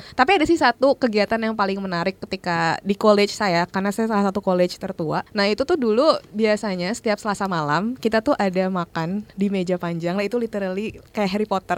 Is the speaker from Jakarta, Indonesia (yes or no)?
yes; Jakarta, Indonesia; moved away as an adult; also born or lived in Durham; saya anak Jakarta